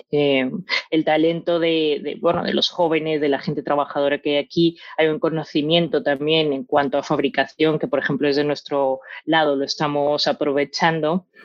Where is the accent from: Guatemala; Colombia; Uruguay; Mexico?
Colombia; also born or lived in United States; now in Spain; al ser colombiana y al estar, eh, pues bueno, pues a caballo entre Estados Unidos, entre mm, España